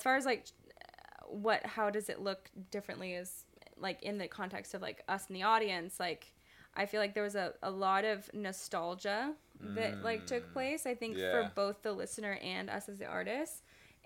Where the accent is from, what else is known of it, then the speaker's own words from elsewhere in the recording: North Shore of Kauai, Hawaii, United States; now in Los Angeles, United States; I'm from the North Shore of Kauai